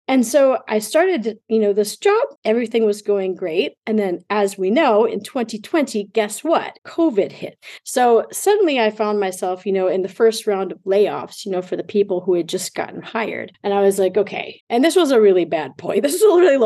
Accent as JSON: {"language": "English", "town": "Rochester", "region": "Minnesota", "country": "United States", "also_born_or_lived": "Mexico", "moved": "as an adult", "lives_now": "Germany", "said": "I'm originally from Rochester, Minnesota, in the Midwest"}